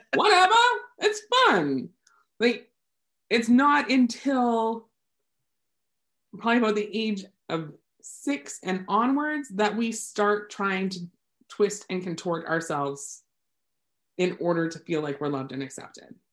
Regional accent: Canada; I am Canadian

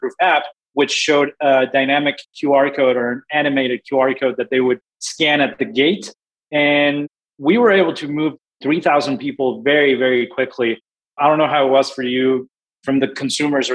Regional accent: Mexico City, Mexico; also born or lived in Houston, Texas; now in Austin, United States; I'm originally from Mexico City, but I've been in the States

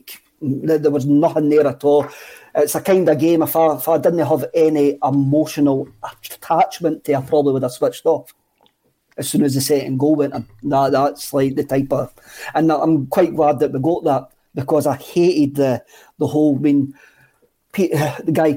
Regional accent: Bannockburn, Scotland, United Kingdom; I'm from Bannockburn

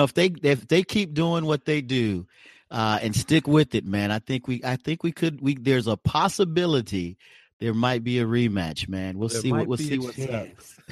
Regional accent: Oklahoma, United States; now in Omaha, United States; I'm from Oklahoma, though I live in Omaha, Nebraska.

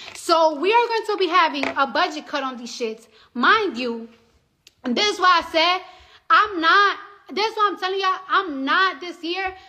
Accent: New York City, New York, United States; now in New Jersey, United States; I'm from the Bronx

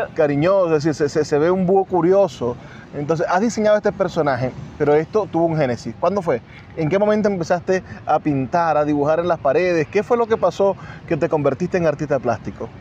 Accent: Venezuela; Nosotros somos orgullosamente venezolanos

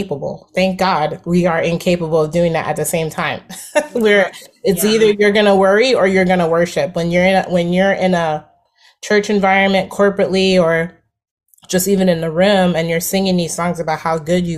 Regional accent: New Jersey, United States; I'm from New Jersey

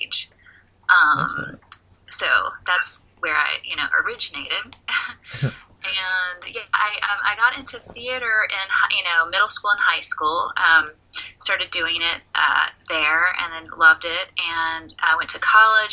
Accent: Greensboro, North Carolina, United States; I'm from Greensboro, North Carolina. So grew up there, sort of outside of the city limits

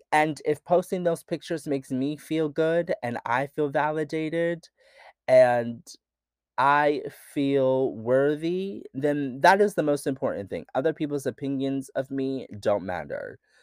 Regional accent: rural Pennsylvania, United States; I grew up in Pennsylvania, rural Pennsylvania

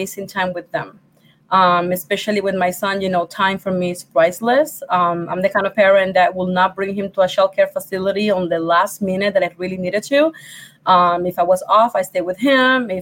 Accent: Puerto Rico; English is a second language; moved away as an adult; now in Rochester, New York, United States; I'm from Puerto Rico. English is my second language

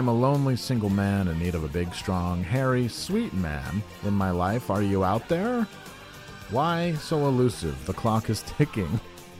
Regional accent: Glens Falls, New York, United States; This is from my hometown. Looking for I have to do it in Glens Falls

